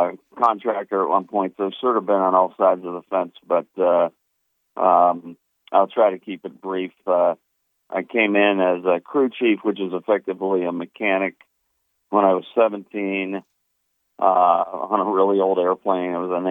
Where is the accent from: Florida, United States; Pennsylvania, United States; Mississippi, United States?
Pennsylvania, United States; Pittsburgh; I grew up in Pittsburgh. I was the youngest of seven.